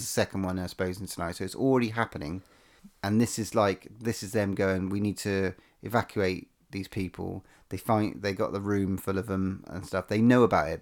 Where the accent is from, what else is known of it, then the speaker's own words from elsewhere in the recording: England, United Kingdom; we're English